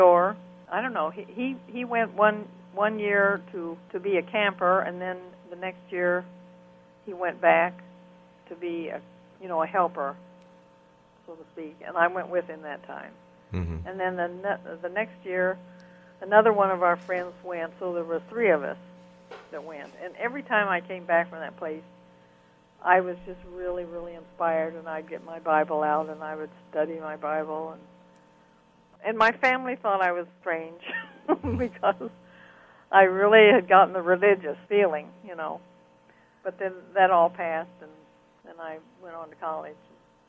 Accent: Panama; And then I became a fine artist as I grew up in Panama. I started painting scenes. But in my little town, I was very good in art from the time I was 6 years old.

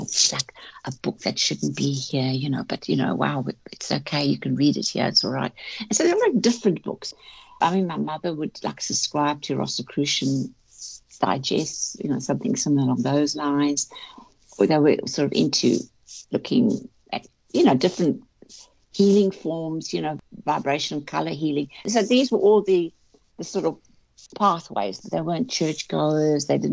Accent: South Africa; I grew up in South Africa back in the 50s, 60s

